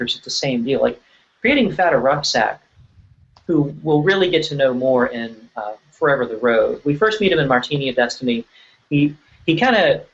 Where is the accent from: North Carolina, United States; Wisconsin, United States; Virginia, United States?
Virginia, United States; I grew up in Virginia